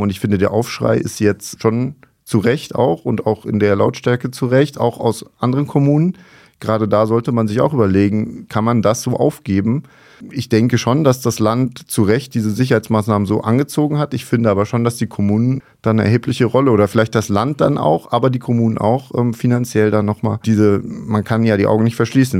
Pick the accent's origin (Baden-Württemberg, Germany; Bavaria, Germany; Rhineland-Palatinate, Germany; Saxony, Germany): Rhineland-Palatinate, Germany; Mainz; als Mainzer